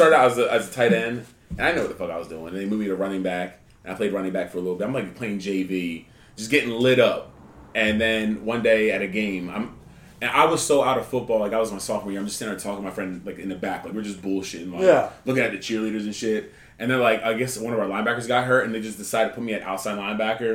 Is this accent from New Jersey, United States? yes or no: yes; Palmyra, New Jersey, United States; Right outside Philly, Palmyra. Oh, wow. Small-ass three-stoplight town